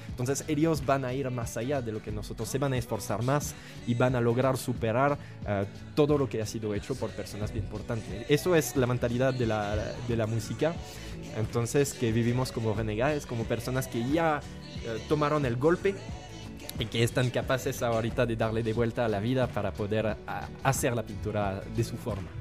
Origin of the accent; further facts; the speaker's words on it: France; Spanish is a second language; moved away as an adult; now in Guatemala; soy francés, pensé, soy joven